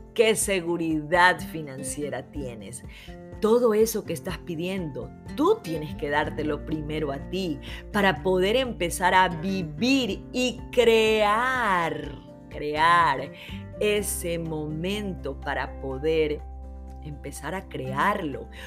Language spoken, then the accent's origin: Spanish; Ecuador; mi país